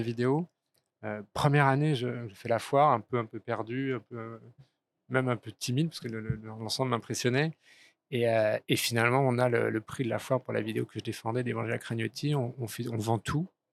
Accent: Paris, Île-de-France, France; also born or lived in Strasbourg / Geneva, Switzerland / Hong Kong / Florence, Italy; je suis parisien d'origine, j'ai vécu à Strasbourg, j'ai vécu donc en Suisse, j'ai vécu, j'ai un peu vécu à Hong Kong, j'ai vécu à Florence en Italie

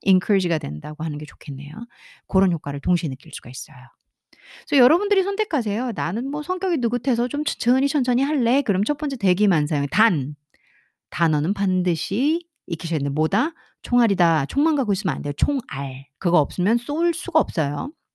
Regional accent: South Korea; 한국인으로서 한국 교육장 안에서 한국 교육 안에서어 특별한 사교육과 학원 교육 없이

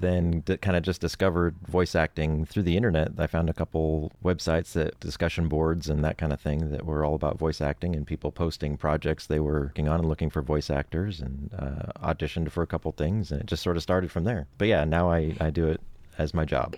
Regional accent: Oregon, United States; moved away as an adult; now in Los Angeles, United States; I grew up in Oregon, actually. I'm originally from Oregon

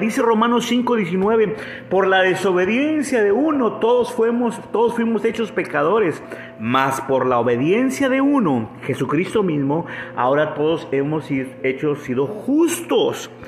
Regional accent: Monterrey, Nuevo León, Mexico; also born or lived in Canada; regreso a Monterrey, que es la ciudad donde, de donde yo soy

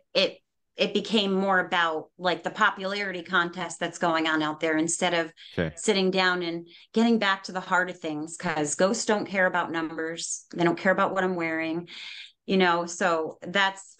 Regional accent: New York, United States; I'm Native American. I was actually raised on a reservation.

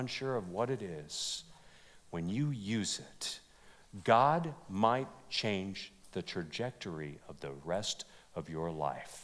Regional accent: California, United States; moved away; I was from California

